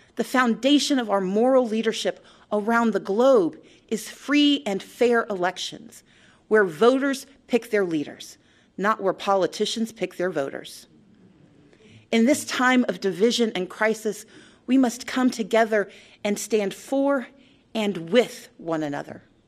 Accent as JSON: {"language": "English", "region": "Georgia", "country": "United States", "said": "my home state"}